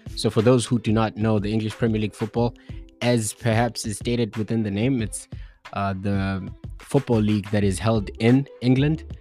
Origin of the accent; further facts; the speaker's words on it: Bulawayo, Zimbabwe; I hail from Bulawayo